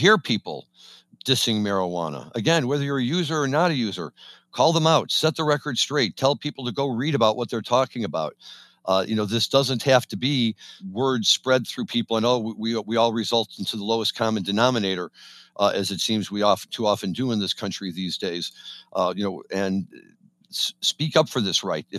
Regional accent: Missouri, United States; now in Chicago, United States; Missouri's my home state

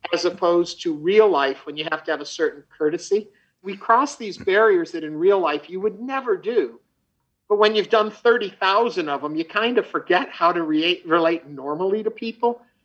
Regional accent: outside New York City, United States; also born or lived in Chicago; now in Houston, United States; I grew up outside of New York City.

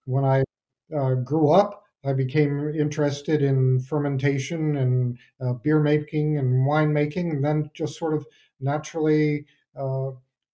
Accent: West Brookfield, Massachusetts, United States; I grew up here in West Brookfield, where the orchard is located

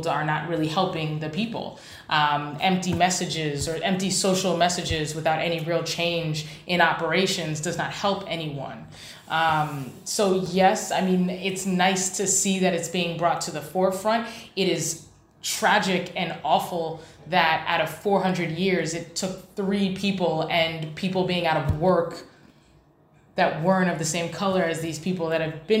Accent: New York City, New York, United States; now in Washington, D.C., United States; I'm from New York, born in the Bronx

